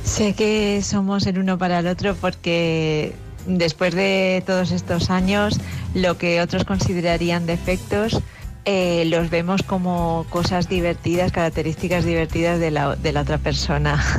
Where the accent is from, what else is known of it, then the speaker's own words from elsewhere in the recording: Galicia, Spain; mi tierra, en Galicia, concretamente en A Coruña